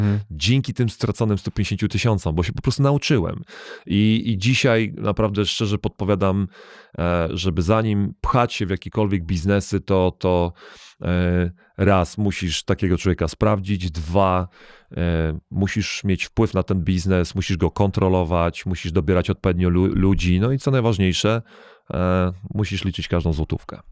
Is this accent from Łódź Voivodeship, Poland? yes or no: yes; Łódź, Łódź Voivodeship, Poland; moved away as an adult; also born or lived in Germany / United States; wychowałem się w Polsce